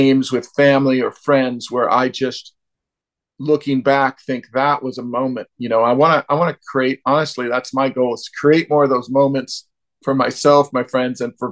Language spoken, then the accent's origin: English; Bay Area near San Francisco, California, United States; I'm from the Bay Area near San Francisco